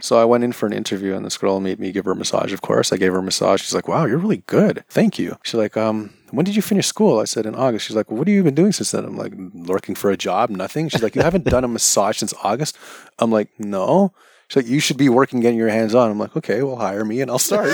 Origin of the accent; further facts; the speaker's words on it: Toronto, Ontario, Canada; also born or lived in Kansas / Scarborough; Technically, I'm from North York